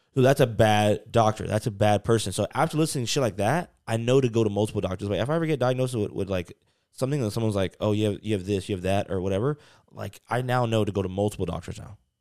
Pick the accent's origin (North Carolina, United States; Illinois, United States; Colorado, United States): North Carolina, United States; I grew up in, like, North Carolina